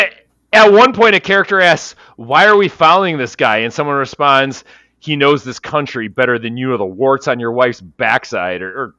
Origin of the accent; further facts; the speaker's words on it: Milwaukee, Wisconsin, United States; as much as I'm from Milwaukee and love Milwaukee and I like my Milwaukeean brethren